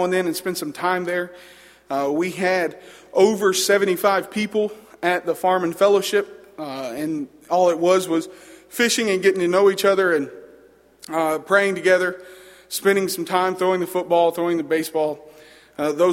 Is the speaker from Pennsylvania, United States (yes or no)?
no; Arab, Alabama, United States; moved away as an adult; now in Middle Georgia, United States; I am from Arab, Alabama